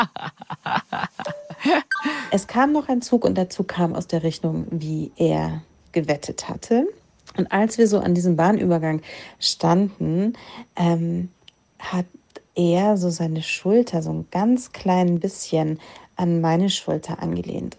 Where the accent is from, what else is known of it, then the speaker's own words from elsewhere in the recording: Germany; ich bin Deutsche